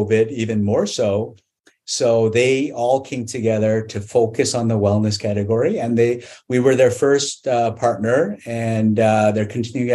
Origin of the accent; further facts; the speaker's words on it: Canada; I grew up in Canada